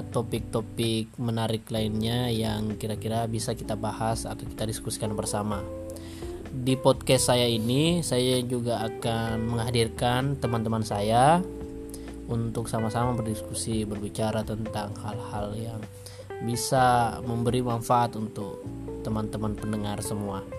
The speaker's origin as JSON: {"language": "Indonesian", "town": "Makassar", "region": "South Sulawesi", "country": "Indonesia", "said": "Salam kenal … Saya dari Makassar dan podcast ini adalah podcast yang saya buat"}